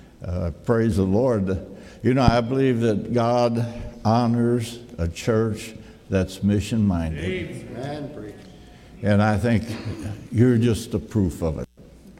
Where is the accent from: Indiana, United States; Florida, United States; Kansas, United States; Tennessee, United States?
Tennessee, United States; Jasper; by the way, I'm from Jasper, Tennessee. That's down by Chattanooga.